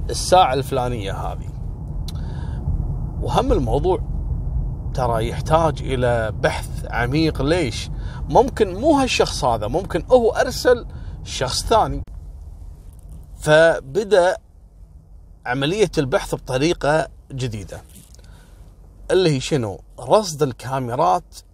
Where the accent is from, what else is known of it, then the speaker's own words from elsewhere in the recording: Kuwait; هذا الموضوع وصل لأعلى مستويات عندنا في الكويت